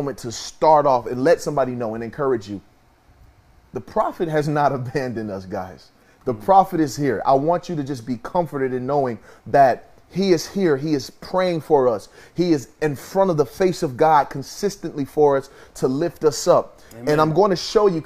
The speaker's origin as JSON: {"language": "English", "town": "Kansas City", "country": "United States", "tie": "born or raised there", "moved": "yes", "said": "my hometown in Kansas City"}